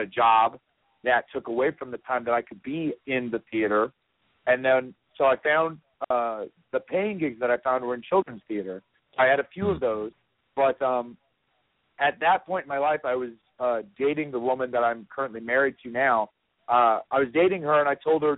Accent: North Carolina, United States; I grew up in North Carolina

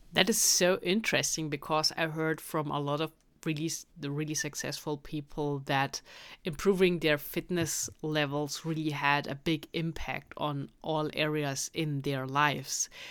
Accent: Germany; I'm from Germany

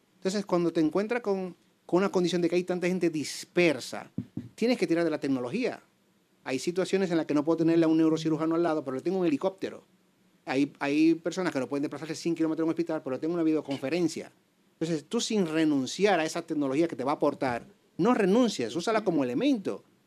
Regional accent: Dominican Republic; moved away as an adult; now in Spain; soy médico dominicano, graduado de la Universidad Autónoma de Santo Domingo. Hace más o menos 18 años emigro aquí a España

